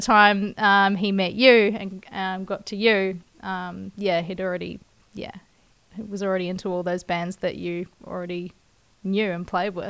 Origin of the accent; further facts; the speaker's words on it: Kaikoura, Canterbury, New Zealand; my hometown, Kaikoura